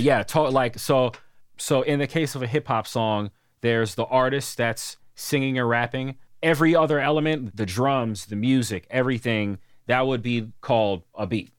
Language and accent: English; New York, United States; moved away as an adult; I grew up in New York